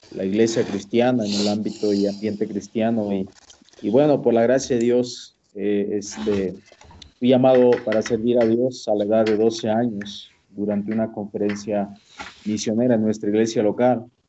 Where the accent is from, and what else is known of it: Iguala, Guerrero, Mexico; born or raised there; moved away as an adult; also born or lived in Jiutepec, Morelos, Mexico; now in Cusco, Peru